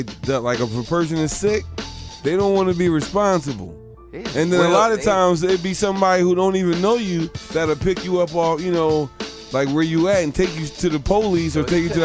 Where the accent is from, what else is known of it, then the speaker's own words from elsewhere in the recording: Philadelphia, Pennsylvania, United States; I'm from Philly.